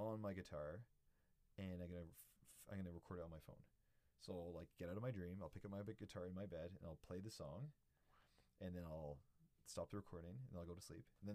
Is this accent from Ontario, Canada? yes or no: yes; Ontario, Canada; moved away as an adult; now in British Columbia, Canada; I grew up in Ontario